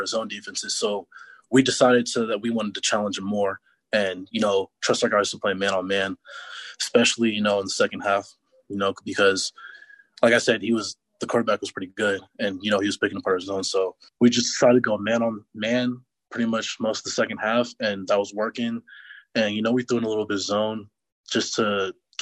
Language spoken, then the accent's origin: English; Antioch, California, United States; I grew up in Antioch, California